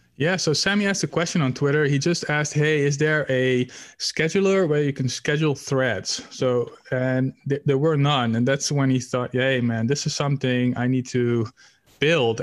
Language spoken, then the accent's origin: English; Netherlands; I'm from the Netherlands, Europe